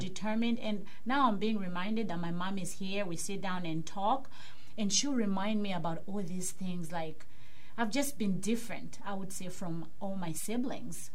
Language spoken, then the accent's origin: English; Kitwe, Copperbelt Province, Zambia; now in Pittsburgh, United States; I'm originally from Zambia, mm-hmm. Africa, for those who don't know. Uh, it's in south central part of Africa. And um, I was born in a place called Kitwe